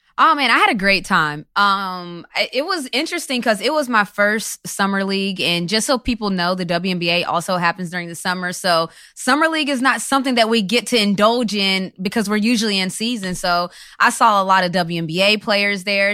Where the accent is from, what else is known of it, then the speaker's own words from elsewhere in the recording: West Virginia, United States; I'm from West Virginia